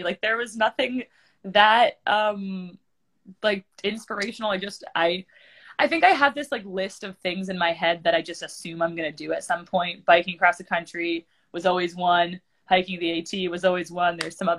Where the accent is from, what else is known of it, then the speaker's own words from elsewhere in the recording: East Coast, United States; Just because I grew up on the East Coast, my family is like, we have a long legacy of hikers in our family.